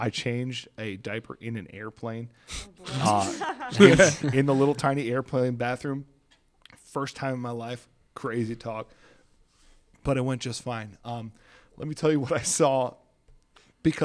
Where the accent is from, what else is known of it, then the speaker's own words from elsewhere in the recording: Kansas City, Missouri, United States; I was born and raised in Kansas City, Missouri. So I grew up a Chiefs fan, Royals fan, all that kind of stuff.